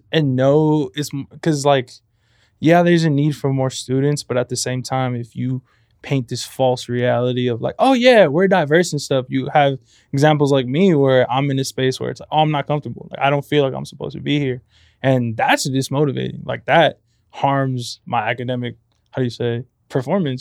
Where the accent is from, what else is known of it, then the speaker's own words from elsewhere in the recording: Compton, California, United States; moved away as an adult; now in San Luis Obispo, United States; I'm from Compton